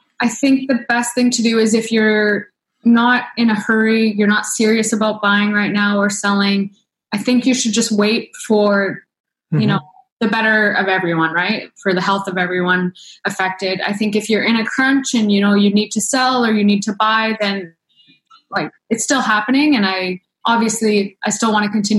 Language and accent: English; Saskatchewan, Canada; moved away as an adult; also born or lived in Toronto / Alberta; now in Vancouver, Canada; I was born and raised in Saskatchewan